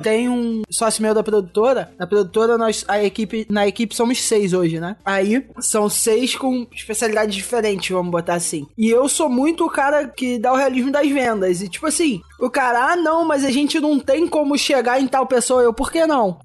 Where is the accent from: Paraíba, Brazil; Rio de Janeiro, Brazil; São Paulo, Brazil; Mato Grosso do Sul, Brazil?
Rio de Janeiro, Brazil; Maricá; Eu sou de Maricá, é, tipo, perto do Rio